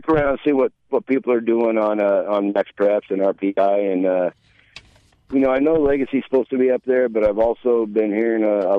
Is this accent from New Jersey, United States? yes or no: no; Loveland, Colorado, United States; born or raised there; also born or lived in Kansas